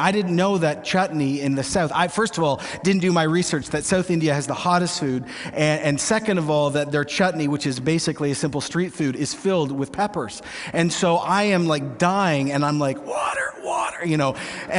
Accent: Canada; I'm Canadian. It's Tim Hortons, but in a little different style.

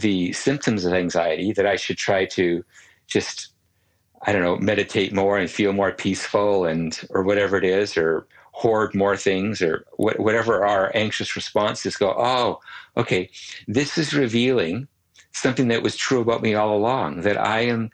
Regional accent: Canada; As a Canadian

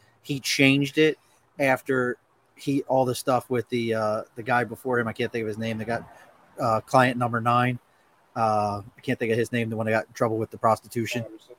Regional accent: Baltimore, Maryland, United States; now in New York, United States; I grew up in Baltimore

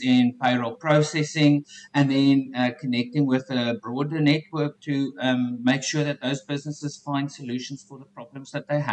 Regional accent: South Africa; accent: South African; moved away as an adult; now in Canada; born and raised in South Africa. And about 4 years ago, I upped and left and I now live in Canada

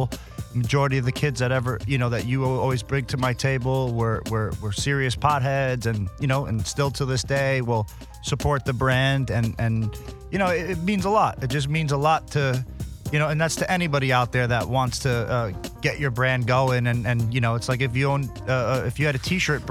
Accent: New York, United States; growing up in New York

